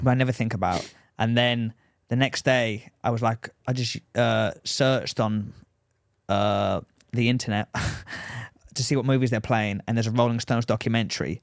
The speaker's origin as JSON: {"language": "English", "region": "England", "country": "United Kingdom", "accent": "English"}